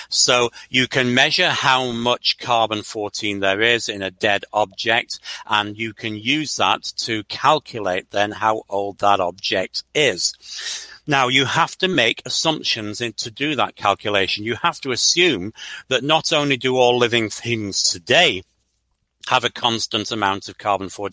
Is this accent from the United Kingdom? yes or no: yes; Stalybridge, North West England, United Kingdom; now in United States; I'm actually from a small town called Staley Bridge, about 8 miles east of Manchester. But Manchester's the nearest big place that you've heard of to where I was brought up.